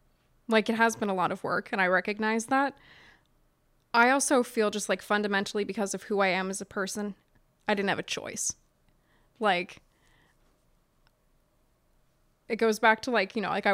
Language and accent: English; United States; I grew up in Southern New York County, so about a half hour outside of Baltimore and spent like most weekends there as a kid.